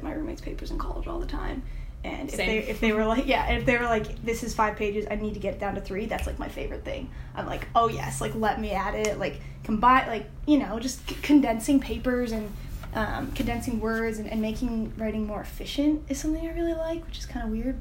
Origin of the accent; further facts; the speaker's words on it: upstate New York, United States; moved away as an adult; also born or lived in Notre Dame, Indiana; now in Indianapolis, United States; I'm from upstate New York originally